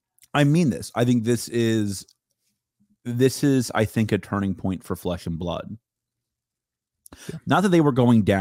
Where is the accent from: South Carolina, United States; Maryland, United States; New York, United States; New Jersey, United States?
South Carolina, United States; Charleston; I'm from Charleston